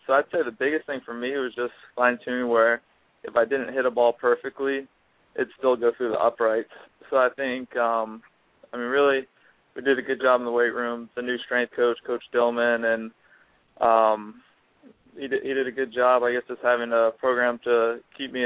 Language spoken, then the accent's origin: English; St. Augustine, Florida, United States; I'm from St. Augustine, Florida, so I was always a big Jaguars fan right up the road.